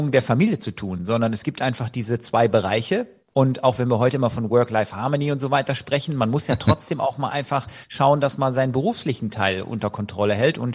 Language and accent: German; Leverkusen, North Rhine-Westphalia, Germany; ich komme ja aus Leverkusen, was bei Köln liegt und da ist Karneval groß